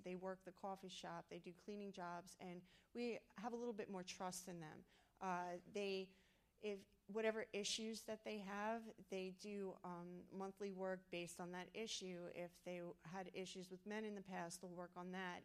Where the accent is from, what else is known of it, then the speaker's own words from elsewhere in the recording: New York City, New York, United States; moved away; I'm from New York City